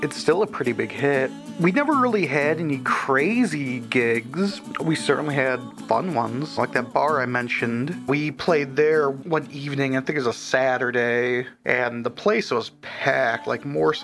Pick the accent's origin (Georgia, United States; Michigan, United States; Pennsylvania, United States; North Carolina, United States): Michigan, United States; Port Huron; now in Saginaw, United States; I'm originally from Port Huron, Michigan